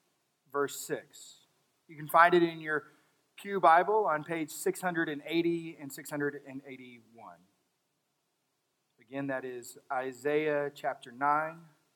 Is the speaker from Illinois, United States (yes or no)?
no; Texas, United States; I'm from Texas